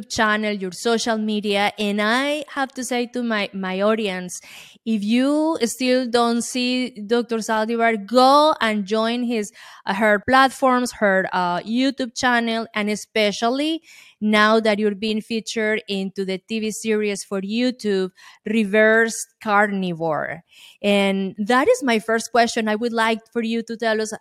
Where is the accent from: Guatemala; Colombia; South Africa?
Colombia; now in United States; I'm an immigrant from Colombia, South America. And when I came here